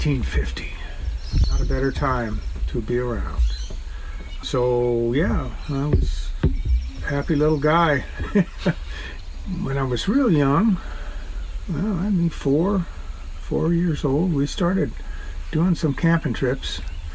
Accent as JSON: {"language": "English", "town": "Los Angeles", "region": "California", "country": "United States", "tie": "born or raised there", "said": "I grew up in Southern California, Sherman Oaks, which was a nice medium community of people. Yeah, we're all average middle class. There was even some middle lower class people"}